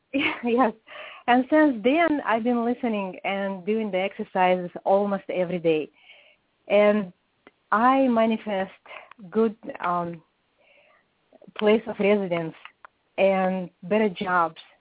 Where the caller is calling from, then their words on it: Atlanta, Georgia, United States; I'm calling from Atlanta, Georgia